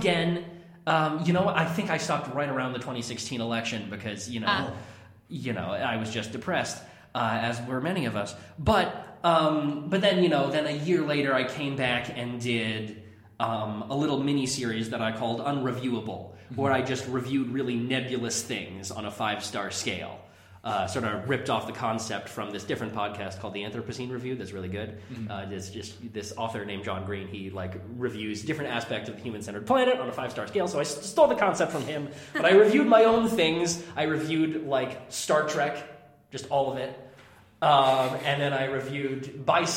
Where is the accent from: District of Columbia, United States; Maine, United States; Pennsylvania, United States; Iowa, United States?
Maine, United States; Kennebunk; also born or lived in Bar Harbor, Maine; I grew up in Kennebunk, Maine. I was born in, like, Bar Harbor, but I don't remember it at all